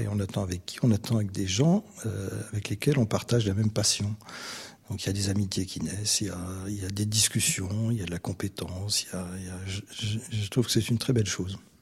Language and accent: French; France; now in Vienna, Austria; je suis français